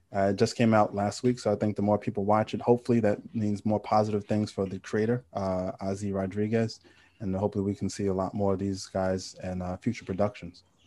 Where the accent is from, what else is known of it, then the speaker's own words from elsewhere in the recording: New York City, New York, United States; I'm from Queens